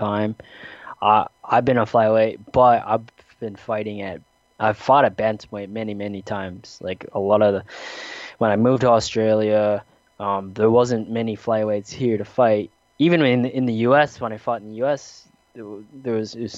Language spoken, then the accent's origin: English; South Dakota, United States; growing up in the Midwest and South Dakota